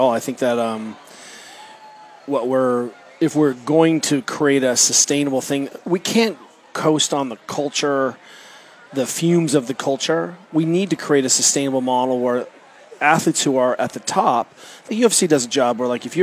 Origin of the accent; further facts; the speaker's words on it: Germany; I grew up kayaking in Germany and then uh, went to the University of Colorado Boulder.